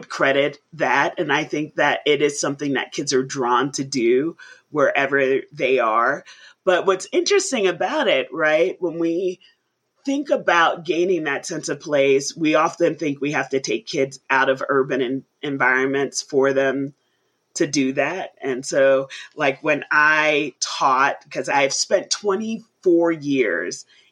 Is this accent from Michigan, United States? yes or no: no; New York City, New York, United States; I grew up in the Bronx in New York City